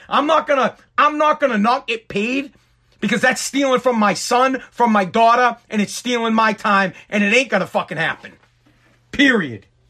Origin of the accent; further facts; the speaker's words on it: Massachusetts, United States; I am from Massachusetts